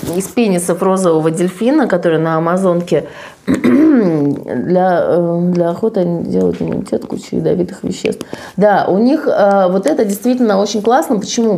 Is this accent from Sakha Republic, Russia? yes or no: no; Saint Petersburg, Russia; я из Санкт-Петербурга